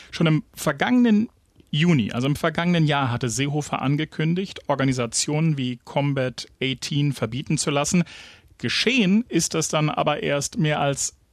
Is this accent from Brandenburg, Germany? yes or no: yes; Frankfurt, Brandenburg, Germany; Frankfurt-Oder. Meine Heimatstadt. Ein Ort, den ich zwischendurch wirklich, wirklich gehasst habe.